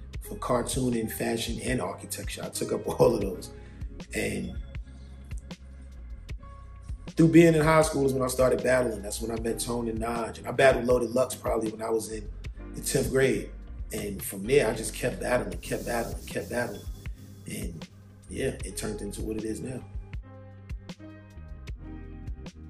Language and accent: English; New York City, New York, United States; moved away as an adult; also born or lived in Miami / New Jersey; now in Los Angeles, United States; Growing up in Harlem is what made me